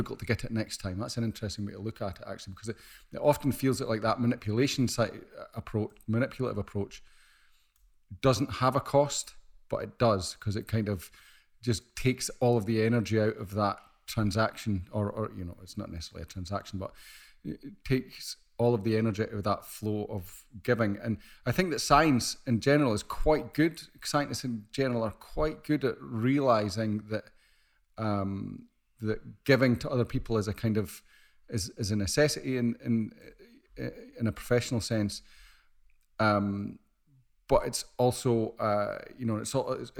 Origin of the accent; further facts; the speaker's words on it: Scotland, United Kingdom; I'm Scottish.